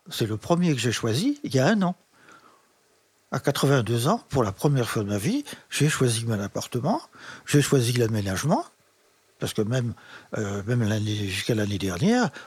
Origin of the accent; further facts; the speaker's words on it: Chaville, Île-de-France, France; also born or lived in Versailles / Meudon; Alors, je suis né à Versailles en 38. Mes parents habitaient un petit appartement à Meudon, au-dessus de la gare de Meudon-Valfleury, pendant deux ans. Mon père a fait construire juste avant la guerre un pavillon en meulière à Chaville.